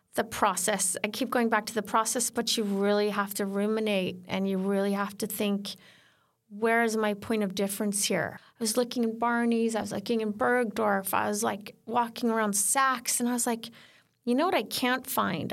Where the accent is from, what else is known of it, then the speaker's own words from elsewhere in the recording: Sweden; moved away; also born or lived in California; I grew up in Sweden